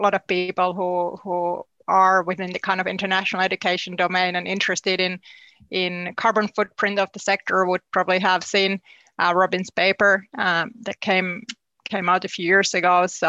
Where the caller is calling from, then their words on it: New Zealand; I am, yes. I mean, I guess life in New Zealand, sometimes you do feel like you're living in this kind of alternative reality